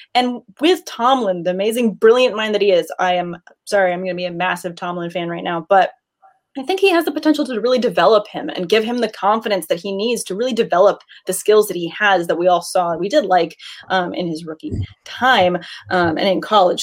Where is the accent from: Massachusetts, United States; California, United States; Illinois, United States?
California, United States; Southern; I am not born and raised in Southern California.